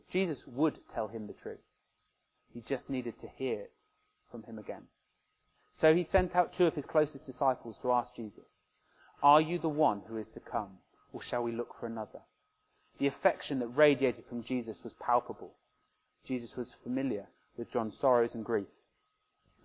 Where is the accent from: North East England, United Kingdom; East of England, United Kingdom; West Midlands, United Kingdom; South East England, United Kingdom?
South East England, United Kingdom; Oxford; My hometown of Oxford